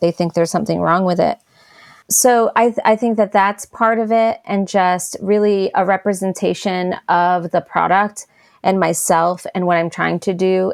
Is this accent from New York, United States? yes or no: yes; New York, United States; now in Asheville, United States; as a New Yorker living in New York